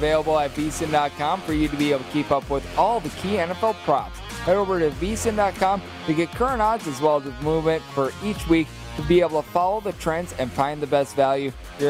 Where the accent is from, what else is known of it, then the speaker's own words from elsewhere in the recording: Wisconsin, United States; moved away; I am a gentleman that is from the great state of Wisconsin